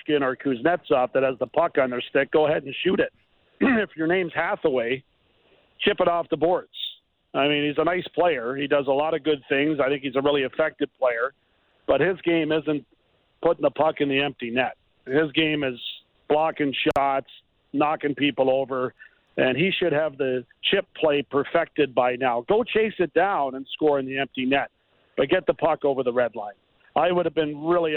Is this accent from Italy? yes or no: no; Brantford, Ontario, Canada; I'm from Brantford